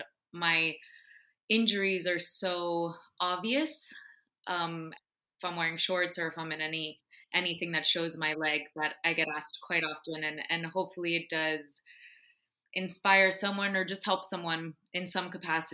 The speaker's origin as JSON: {"language": "English", "town": "Miami", "region": "Florida", "country": "United States", "tie": "born or raised there", "said": "being from where we're both from, growing up in Miami"}